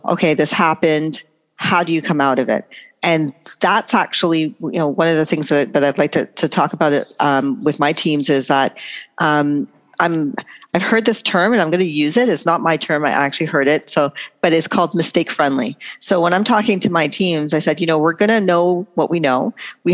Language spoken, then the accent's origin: English; Toronto, Ontario, Canada; also born or lived in Trinidad; Born Canadian, grew up here, and then I would travel back every summer, and I lived in Trinidad for 2 years